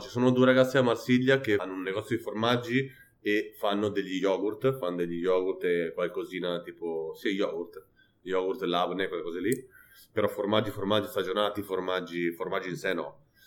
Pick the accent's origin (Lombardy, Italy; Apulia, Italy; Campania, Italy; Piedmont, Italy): Lombardy, Italy; Pavia; now in Barcelona, Spain; sono del nord Italia e farei torto a me stesso a fare mozzarella quando sono di Pavia